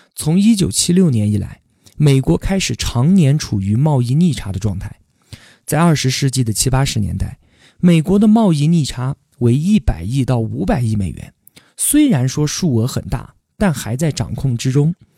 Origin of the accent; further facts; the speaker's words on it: China; 我们中国人